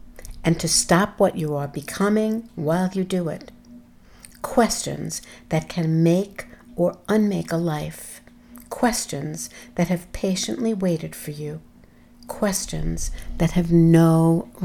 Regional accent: New York City, New York, United States; as a New Yorker present in New York during 9/11

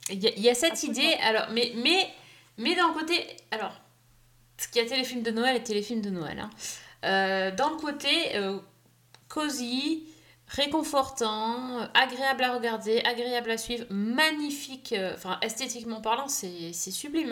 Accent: France; nous, on est français

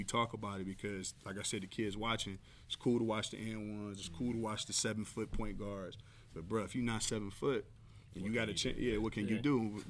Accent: Cleveland, Ohio, United States; now in Las Vegas, United States; because I'm from Cleveland

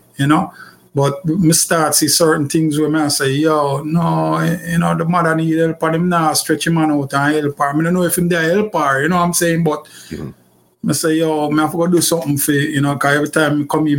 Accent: Kingston, Jamaica; I grew up in Kingston. I'm from actually Kingston

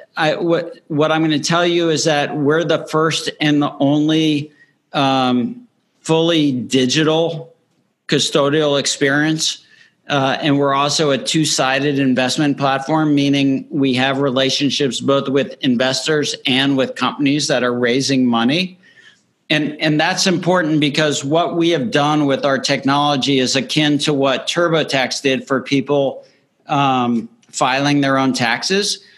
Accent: Miami, Florida, United States; also born or lived in Northeast United States / West Coast United States; now in Nashville, United States; I grew up in Miami, Florida

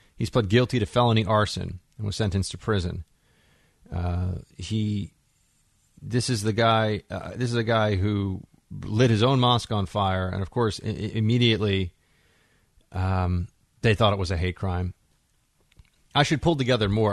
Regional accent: New York City, New York, United States; here in New York City, here in my hometown

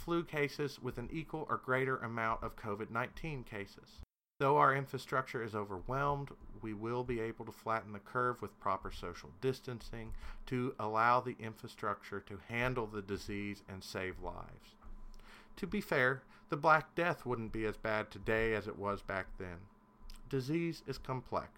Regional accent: Kentucky, United States; I'm a Kentuckian

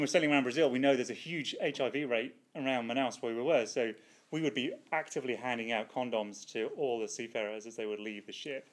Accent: United Kingdom; now in Australia; as a Brit abroad

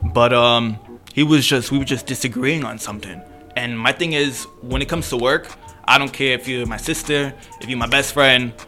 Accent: Puerto Rico; now in United States; I'm Puerto Rican

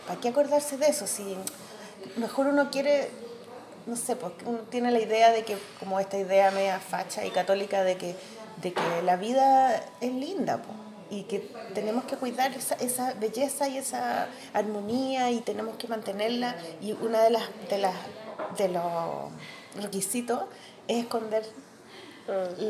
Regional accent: Chile; yo soy dibujante chilena

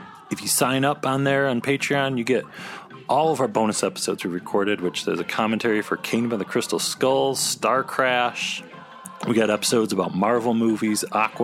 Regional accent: Michigan, United States; when we were growing up in Michigan

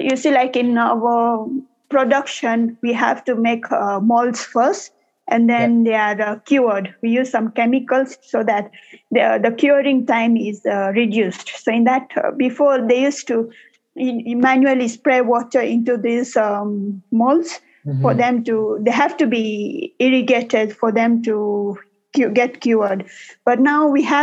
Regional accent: Nairobi, Kenya; I'm born and brought up in Nairobi, Kenya

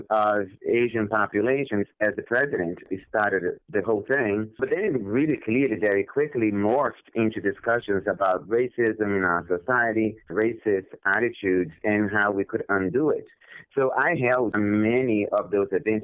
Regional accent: Brazil; moved away as an adult; I was born in Brazil many, many years ago, and I basically lived in Brazil for my entire childhood and my adolescence

